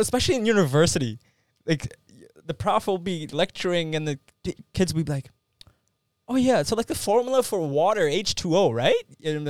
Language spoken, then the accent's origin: English; Canada; we're all Canadian boys.